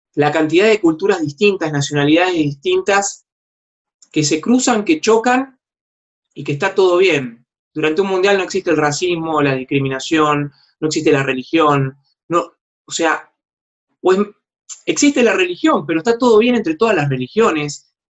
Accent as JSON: {"language": "Spanish", "country": "Argentina"}